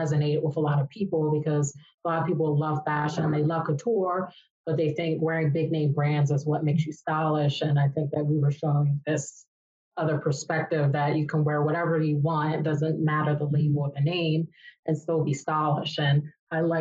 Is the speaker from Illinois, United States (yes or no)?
no; Maryland, United States; moved away; also born or lived in New York; we faced a lot of racism growing up in Maryland